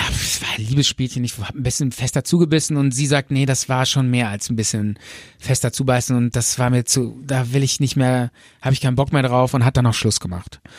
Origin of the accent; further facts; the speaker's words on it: Bonn, North Rhine-Westphalia, Germany; Wir kommen aus Bonn.